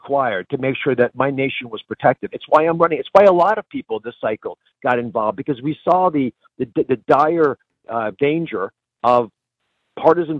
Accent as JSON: {"language": "English", "country": "United States", "also_born_or_lived": "Pennsylvania", "said": "As an American"}